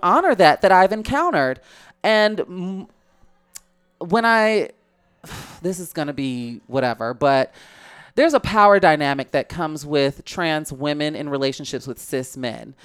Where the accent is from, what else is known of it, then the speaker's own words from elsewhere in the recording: Chicago, Illinois, United States; I'm from Chicago